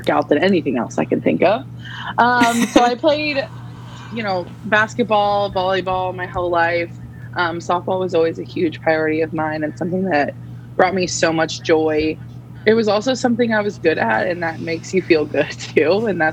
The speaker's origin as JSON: {"language": "English", "town": "Phoenix", "region": "Arizona", "country": "United States", "tie": "born or raised there", "also_born_or_lived": "Florida", "moved": "as an adult", "lives_now": "Charlotte, United States", "said": "I was born in Phoenix, Arizona, and I was there, and my whole family still lives there."}